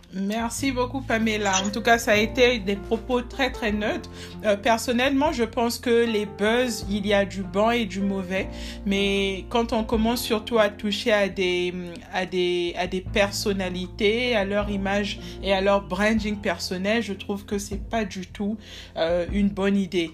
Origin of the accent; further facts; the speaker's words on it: Republic of the Congo; also born or lived in South Africa; chez moi au Congo-Brazzaville